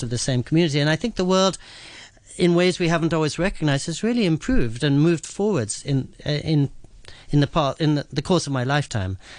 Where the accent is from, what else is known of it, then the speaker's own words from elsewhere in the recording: England, United Kingdom; also born or lived in New York City, United States; now in Japan; the place where I grew up in England